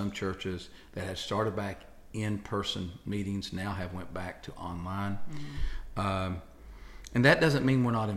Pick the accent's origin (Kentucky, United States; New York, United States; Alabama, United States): Kentucky, United States; I'm from Kentucky